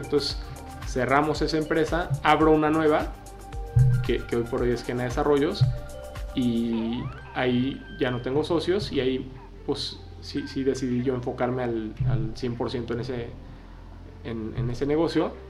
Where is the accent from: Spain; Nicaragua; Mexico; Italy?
Mexico; Mexico City; moved away; also born or lived in San Diego, United States / Guadalajara, Mexico; yo soy de la Ciudad de México